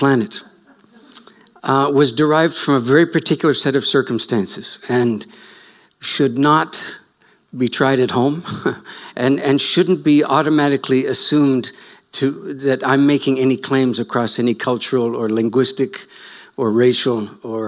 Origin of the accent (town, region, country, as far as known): Canada